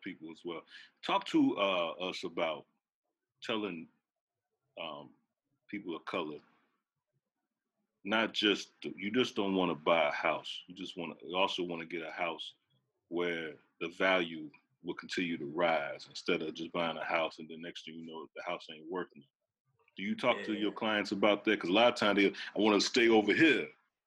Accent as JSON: {"language": "English", "town": "Chicago", "region": "Illinois", "country": "United States", "said": "I'm from the west side of Chicago"}